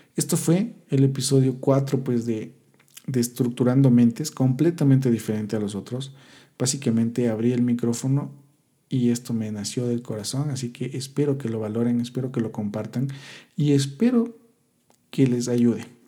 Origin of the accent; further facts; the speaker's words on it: Quito, Pichincha, Ecuador; yo soy de Quito, Ecuador